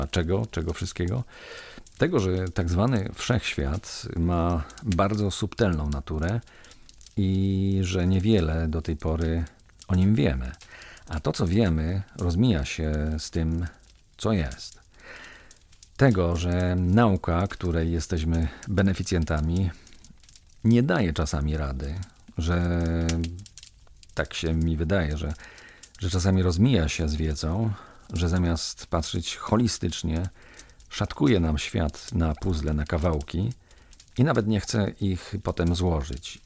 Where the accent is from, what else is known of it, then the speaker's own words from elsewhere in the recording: Kozy, Silesian Voivodeship, Poland; ze swojego domu rodzinnego, w którym się wychowałem, w którym mieszkałem przez 20 lat, w mojej wiosce w Kozach